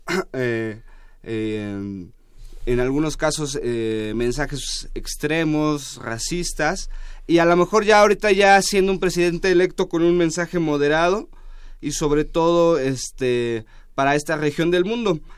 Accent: Mexico; nosotros como mexicanos o como latinoamericanos

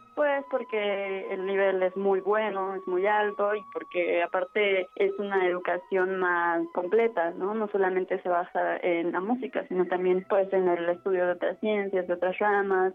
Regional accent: Mexico City, Mexico; nací en, en la Ciudad de México el 4 de noviembre del 97

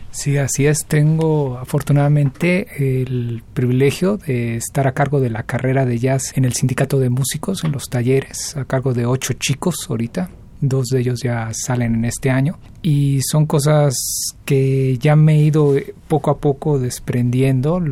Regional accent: Mexico

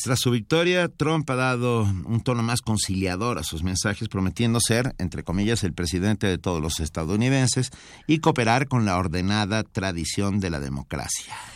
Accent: Mexico

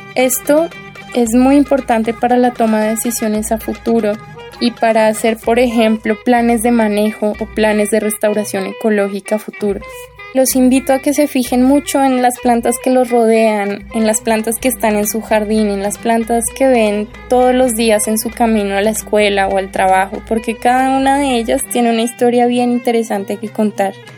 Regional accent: Colombia; moved away as an adult; now in Mexico; soy colombiana y llevo seis años en México haciendo mis estudios de posgrado

